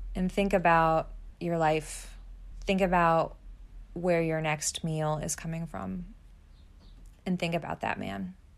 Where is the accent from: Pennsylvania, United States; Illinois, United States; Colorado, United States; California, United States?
Pennsylvania, United States; moved away as an adult; now in New York City, United States; my hometown life in Pennsylvania